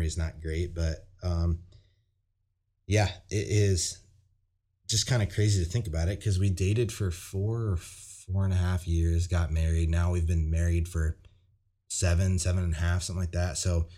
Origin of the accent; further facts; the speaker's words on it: California, United States; But since I'm from California, I didn't really have that, you know, cousin problem or whatever.